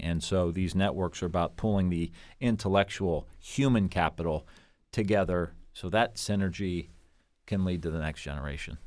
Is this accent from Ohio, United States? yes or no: yes; Niles, Ohio, United States; I grew up in Niles, which is a real small town, and I went to YSU, and then I went to Bowling Green, and I am a local guy